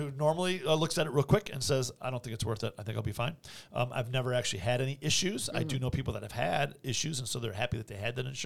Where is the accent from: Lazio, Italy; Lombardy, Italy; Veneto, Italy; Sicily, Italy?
Veneto, Italy; Vicenza; born there; I was born in Vicenza, Italy, and uh, I'm not Italian uh, primarily.